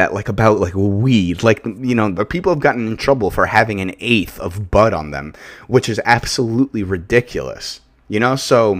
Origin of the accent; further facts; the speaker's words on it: New York, United States; where I grew up in Long Island, it's like, you would think, like, this town got, like, lost, like, in the north when it really belongs in the south.